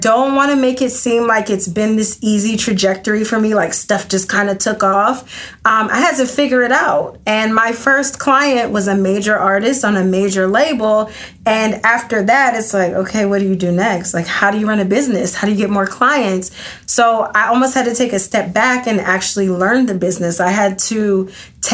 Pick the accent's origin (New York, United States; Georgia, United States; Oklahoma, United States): Georgia, United States; Atlanta; also born or lived in Athens, Georgia; I moved from Athens to Atlanta, which I'm originally from